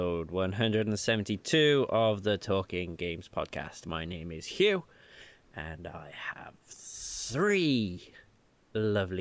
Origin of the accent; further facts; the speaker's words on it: Cardiff, Wales, United Kingdom; a little bit of Canada came to my hometown